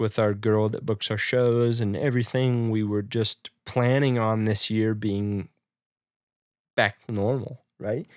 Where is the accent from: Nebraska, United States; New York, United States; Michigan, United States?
Nebraska, United States; moved away; in my hometown